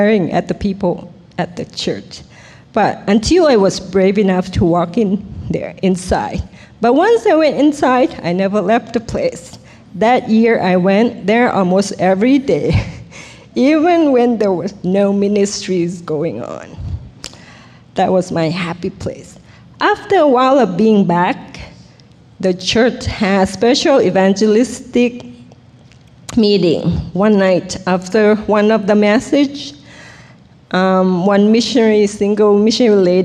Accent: Thailand; English is a second language; moved away; also born or lived in Bangkok; I was born in Thailand

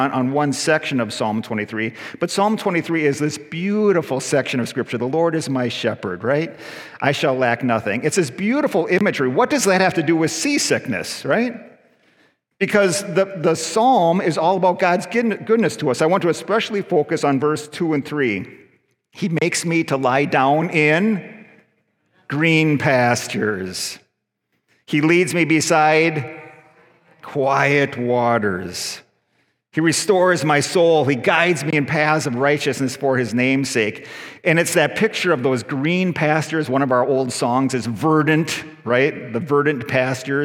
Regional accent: United States; also born or lived in Mississauga, Canada; now in Canada; I'm an American citizen

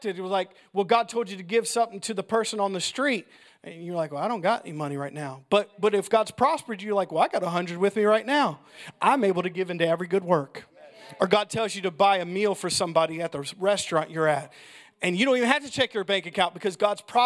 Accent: United States; I'm pure American.

